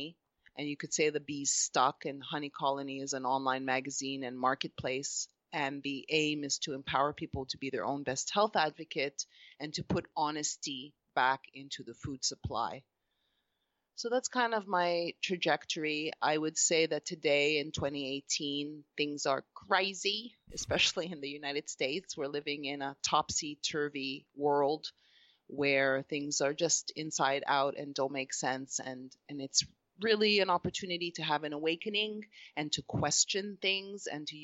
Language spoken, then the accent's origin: English; Montreal, Quebec, Canada; moved away as an adult; now in Los Angeles, United States; I am Canadian from Montreal, Canada. I'm Egyptian Greek mixture. And looking back, I think I grew a quite a sheltered life in Montreal in Canada.